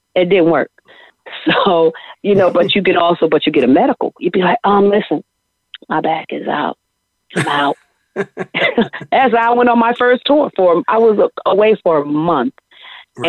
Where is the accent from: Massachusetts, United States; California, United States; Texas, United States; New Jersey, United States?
New Jersey, United States; East Orange; I'm very proud of my hometown, East Orange.